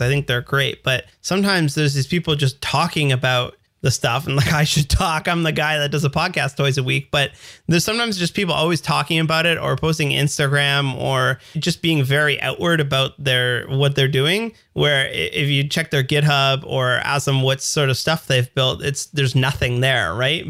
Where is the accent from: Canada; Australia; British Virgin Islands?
Canada; as we say in the Canada, Zedvia